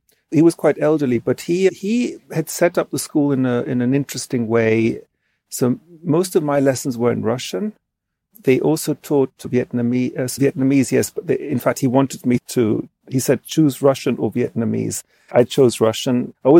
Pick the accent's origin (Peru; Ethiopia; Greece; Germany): Greece; also born or lived in England; But my mother was Austrian and I grew up in Greece. I would say that experience of growing up in Greece from 3 to 11, of course, those are such formative years.